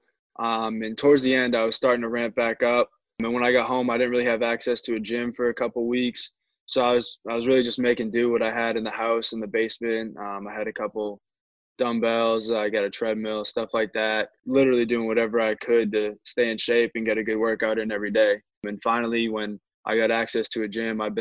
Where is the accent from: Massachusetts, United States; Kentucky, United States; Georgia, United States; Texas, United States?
Massachusetts, United States; Methuen; I grew up in Methuen